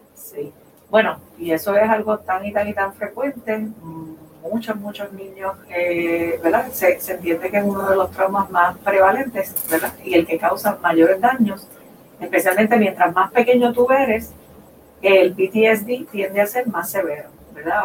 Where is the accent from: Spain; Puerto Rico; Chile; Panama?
Puerto Rico; now in Boulder, United States; nosotros como puertorriqueños